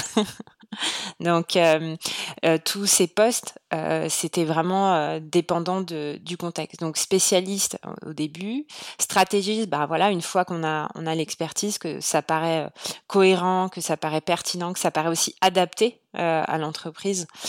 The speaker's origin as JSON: {"language": "French", "country": "France", "moved": "as an adult", "lives_now": "Montreal, Canada", "said": "aujourd'hui, je suis une Française à Montréal"}